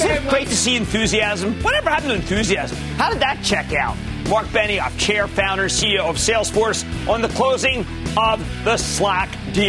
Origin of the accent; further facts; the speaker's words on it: New Jersey, United States; Let's go to Kevin in my home state of New Jersey. I have a lot of home states.